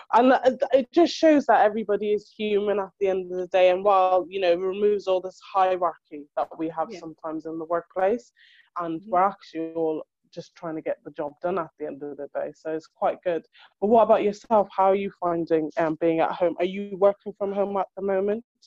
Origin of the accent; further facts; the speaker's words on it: Ireland; now in United Kingdom; I was born and raised in Europe to start off with, so I didn't really live back home, like in Africa, as they say. So my home is Ireland